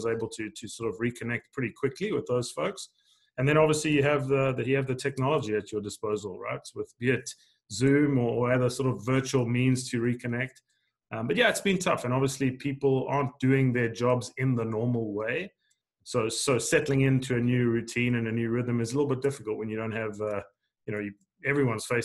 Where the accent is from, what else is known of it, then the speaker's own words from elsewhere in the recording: South Africa; moved away as an adult; also born or lived in Arkansas, United States; now in United States; I grew up in South Africa. I actually grew up on the east coast of South Africa in a sugarcane farming region